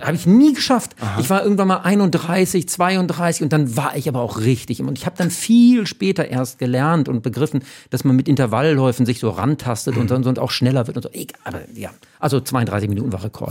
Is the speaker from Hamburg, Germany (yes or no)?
yes; Hamburg, Germany; ich bin ja in Uhlenhorst aufgewachsen